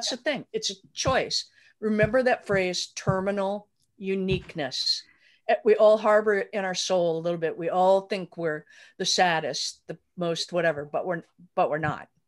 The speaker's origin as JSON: {"language": "English", "region": "Wisconsin", "country": "United States", "tie": "born or raised there", "moved": "yes", "said": "because we grew up in Wisconsin, so we're all about water"}